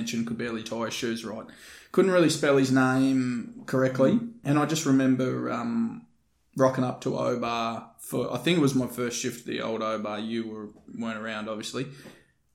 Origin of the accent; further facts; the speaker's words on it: Hobart, Tasmania, Australia; also born or lived in Sydney, New South Wales; I was born in Sydney, lived there for about 7 years, and then moved to the Apple Isle.